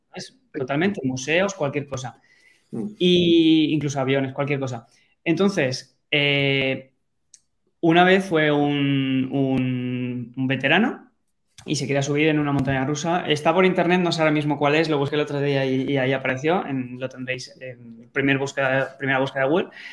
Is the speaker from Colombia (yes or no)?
no; Valencia, Valencian Community, Spain; yo soy de Valencia, estaba viviendo ahí.